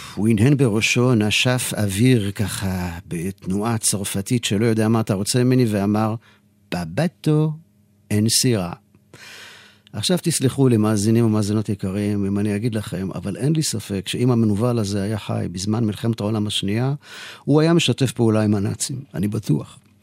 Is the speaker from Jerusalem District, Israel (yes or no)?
yes; Jerusalem, Jerusalem District, Israel; אני יליד העיר ירושלים